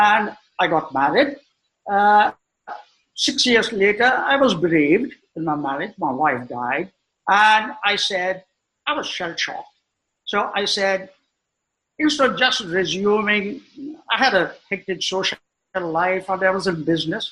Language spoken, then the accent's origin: English; India; English is a second language; also born or lived in Bangalore (Brigade Road, childhood); very proud of being an Indian